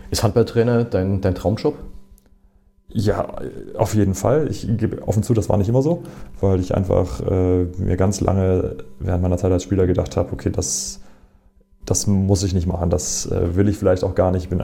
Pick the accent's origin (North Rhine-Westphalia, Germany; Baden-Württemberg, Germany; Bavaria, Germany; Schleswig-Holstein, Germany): North Rhine-Westphalia, Germany; Essen; moved away as an adult; now in Erlangen, Germany; ist Essen nach wie vor auch meine Heimat, mein Zuhause. Das Problem ist aber nur, dass ich im Grunde mit 19, 20 äh, aus Essen weg bin.